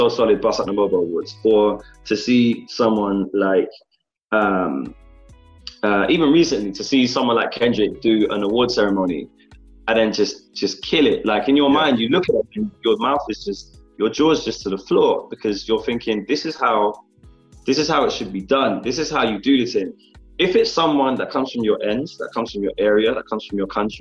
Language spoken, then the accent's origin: English; London, United Kingdom; born or raised there